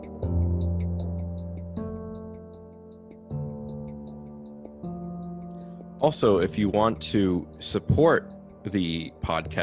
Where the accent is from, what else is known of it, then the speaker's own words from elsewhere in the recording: New Jersey, United States; I'm from New Jersey